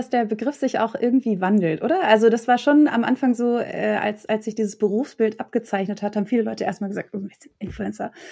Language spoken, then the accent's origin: German; Hamburg, Germany; Ich bin ja in Hamburg aufgewachsen